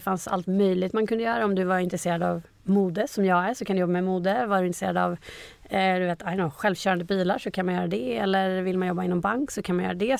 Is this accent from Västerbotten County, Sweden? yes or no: yes; Umeå, Västerbotten County, Sweden; moved away as an adult; also born or lived in Gothenburg; now in Stockholm, Sweden; från Umeå, där jag är född och uppvuxen